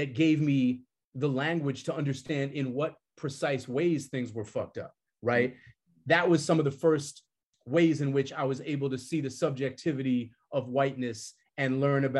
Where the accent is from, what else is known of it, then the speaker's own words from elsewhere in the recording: Boston, Massachusetts, United States; I grew up in Boston